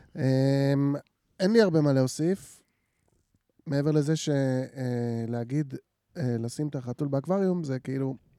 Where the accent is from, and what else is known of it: Jerusalem, Jerusalem District, Israel